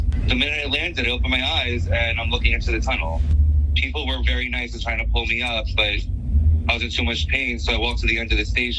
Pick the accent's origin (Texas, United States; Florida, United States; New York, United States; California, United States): New York, United States; New York City; I'm from New York City